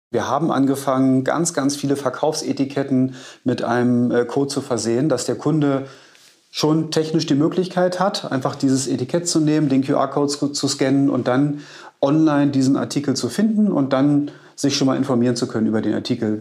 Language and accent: German; Berlin, Germany; Ich bin gebürtiger Berliner